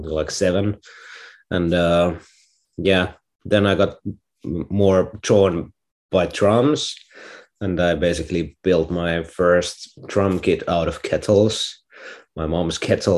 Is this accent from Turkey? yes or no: no; Finland; I'm a artist from Finland